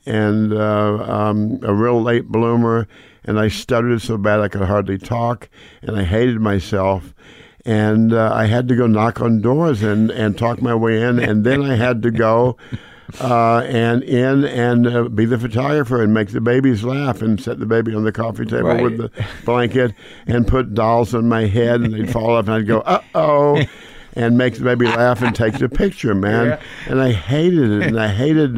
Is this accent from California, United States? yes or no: no; Tulsa, Oklahoma, United States; moved away as an adult; I grew up in Tulsa, Oklahoma